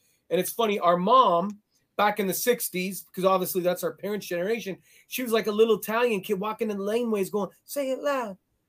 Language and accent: English; Toronto, Ontario, Canada; we grew up in Toronto, so it was very multicultural